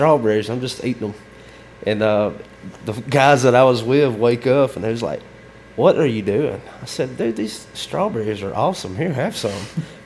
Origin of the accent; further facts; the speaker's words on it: Alabama, United States; I'm from Alabama